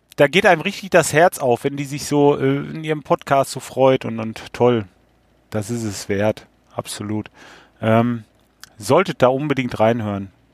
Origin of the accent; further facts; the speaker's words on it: Lippe, North Rhine-Westphalia, Germany; accent: Lippe slang; In aller Uchte, sagen wir hier, bei uns in Lippe, von wegen, wir haben auch ein bisschen, ähm, ein bisschen Slang